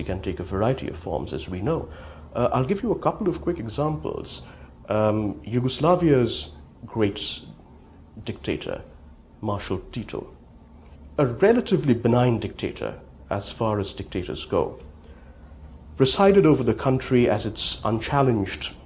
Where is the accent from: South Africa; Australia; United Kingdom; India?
India; moved away; also born or lived in United States; growing up in India